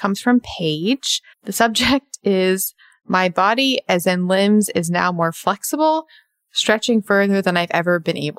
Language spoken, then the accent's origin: English; Australia; And yes, I'm from Australia.